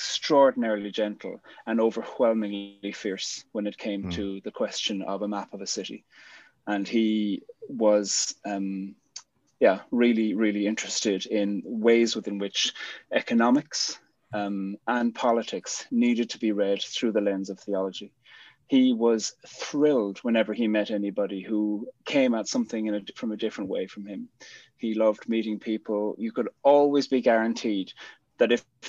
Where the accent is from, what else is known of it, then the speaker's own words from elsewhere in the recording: Cork, Munster, Ireland; moved away; also born or lived in Belfast; I'm from Cork